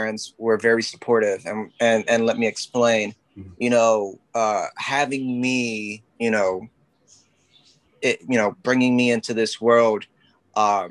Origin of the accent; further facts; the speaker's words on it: Philadelphia, Pennsylvania, United States; your average Puerto Rican guy who, you know, was born and raised in North Philadelphia.